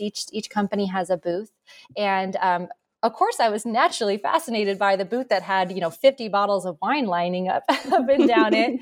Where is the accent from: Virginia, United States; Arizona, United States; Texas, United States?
Arizona, United States; Born and raised in Arizona